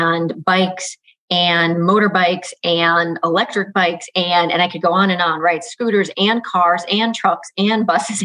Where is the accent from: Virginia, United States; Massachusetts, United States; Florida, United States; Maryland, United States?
Massachusetts, United States; Holyoke; now in Chicago, United States; I was born in Holyoke, Massachusetts, which is a relatively small city in the western end of the state.